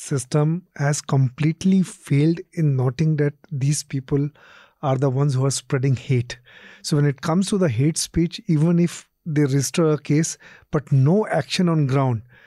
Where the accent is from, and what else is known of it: India